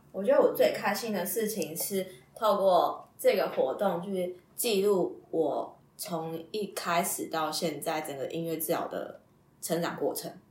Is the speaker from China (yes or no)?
no; Taipei, Taiwan; also born or lived in Taichung; 我是台北人